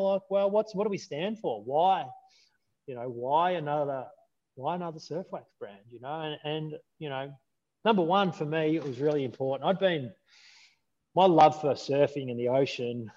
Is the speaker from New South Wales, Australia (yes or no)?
no; Melbourne, Victoria, Australia; I was raised in the Melbourne suburbs